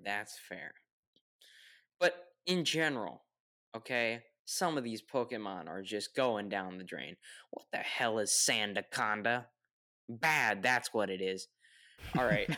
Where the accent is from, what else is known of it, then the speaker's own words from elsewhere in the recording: United States; I'm the American that pronounces the word